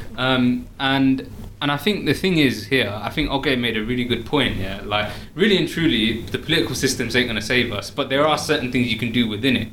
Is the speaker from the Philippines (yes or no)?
no; Oxford, South East England, United Kingdom; I'm from Oxford